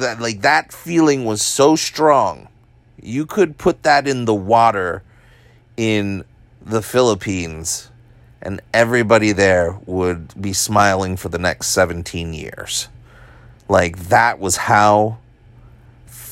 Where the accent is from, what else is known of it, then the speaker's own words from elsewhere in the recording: Hawaii, United States; I'm Asian, I'm from Hawaii, like Asian Hawaiian